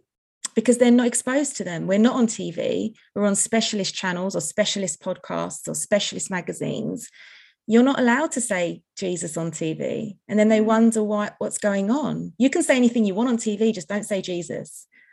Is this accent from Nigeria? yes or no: no; United Kingdom; also born or lived in United States; I had an American passport because I was born in America. And they said, what are you doing here? I was like, well, I live here. I'm a little girl, right?